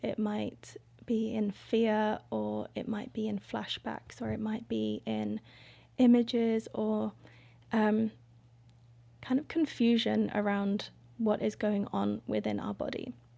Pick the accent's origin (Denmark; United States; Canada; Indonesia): Indonesia; now in Gambia; I am from Indonesia. My dad is Indonesian and my mum is white English.